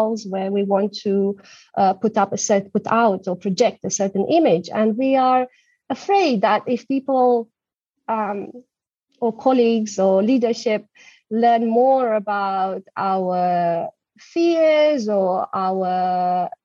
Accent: Romania; moved away as an adult; also born or lived in Germany; now in London, United Kingdom; I'm originally from Romania

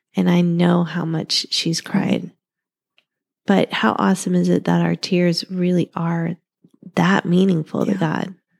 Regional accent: Ohio, United States; now in Arizona, United States; we're from Ohio

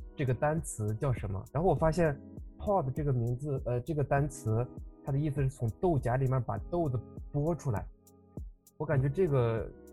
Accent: Inner Mongolia, China; 我来自内蒙古

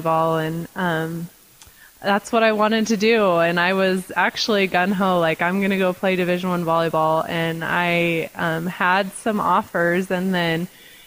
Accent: Nampa, Idaho, United States; also born or lived in Ohio; I was born and raised in Yampa. When I was about in fifth grade, we moved to Ohio, lived there for a couple of years, and then moved back to Idaho my freshman year of high school

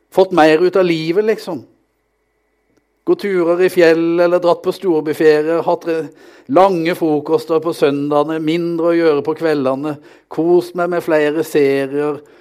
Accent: Vegårshei, Agder, Norway; moved away as an adult; now in Kristiansand, Norway; Jeg kommer fra ei skaubygd på Sørlandet, Vegårshei, der jeg vokste opp

